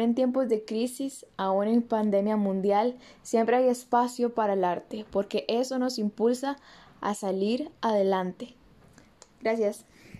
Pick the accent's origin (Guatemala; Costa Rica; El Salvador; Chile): Costa Rica; Es tiempo que los costarricenses nos sintamos orgullosos y consumamos más producciones hechas aquí en Costa Rica